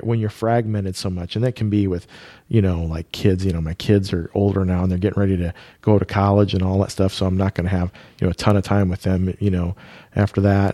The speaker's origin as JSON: {"language": "English", "region": "Iowa", "country": "United States", "tie": "born or raised there", "said": "we grew up in Iowa"}